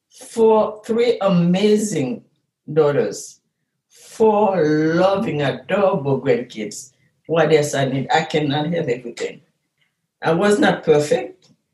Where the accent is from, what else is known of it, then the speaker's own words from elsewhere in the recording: Haiti; moved away as an adult; now in Chicago, United States; We are Haitian American.